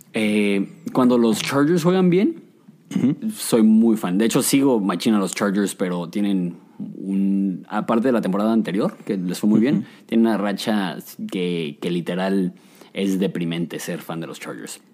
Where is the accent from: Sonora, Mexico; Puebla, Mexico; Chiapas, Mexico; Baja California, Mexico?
Baja California, Mexico; Ensenada; also born or lived in Mexico City / Querétaro; cuando yo tenía un año llegamos a Querétaro y cuando teníamos ocho llegamos a el bello puerto de Ensenada, alias el paraíso.